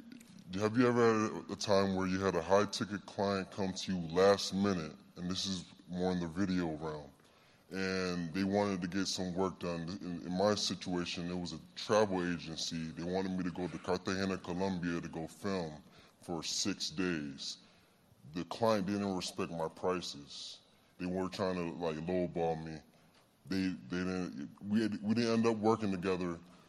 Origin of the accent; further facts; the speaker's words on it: Cuba; English is a second language; moved away; I moved from Cuba 2 years ago, and I learned English listening to your podcast, man.